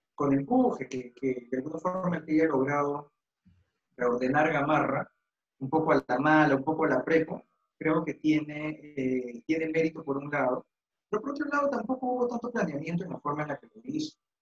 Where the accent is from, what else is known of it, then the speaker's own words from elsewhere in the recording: Peru; como, como peruanos